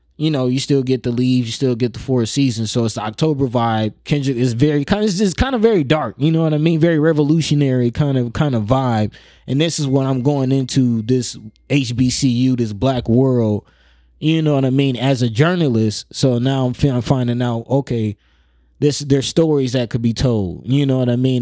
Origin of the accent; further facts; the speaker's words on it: Omaha, Nebraska, United States; also born or lived in Florida / Georgia / Miami; growing up in North Omaha